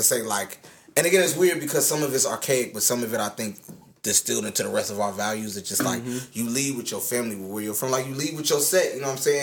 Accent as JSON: {"language": "English", "country": "United States", "tie": "born or raised there", "also_born_or_lived": "Jamaica (ancestry)", "said": "I was born over here."}